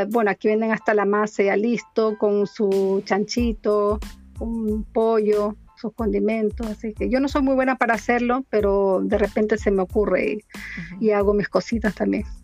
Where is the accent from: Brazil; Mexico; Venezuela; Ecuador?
Ecuador; accent: Chilean; now in Chile; Yo ya soy chilena más que ecuatoriana, pero mi corazón siempre, siempre va a estar en Ecuador, aunque, aunque digan lo que digan. Ya son 30 años con él, entonces imagínate, ya se me pegó hasta el acento chileno.